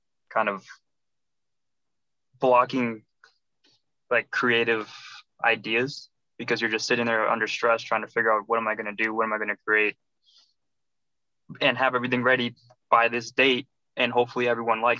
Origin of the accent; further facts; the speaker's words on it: Massachusetts, United States; I'm from the Massachusetts area